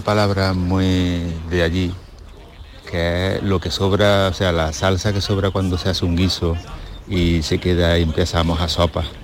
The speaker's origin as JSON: {"language": "Spanish", "town": "Villa del Río", "region": "Andalusia", "country": "Spain", "tie": "born or raised there", "said": "mi pueblo, Villa del Río, que es un pueblo que está al lado de Lopera"}